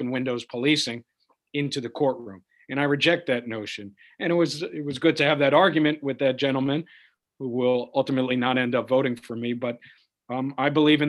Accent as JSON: {"language": "English", "town": "New York City", "region": "New York", "country": "United States", "tie": "born or raised there", "said": "communities like the one I grew up in Washington Heights"}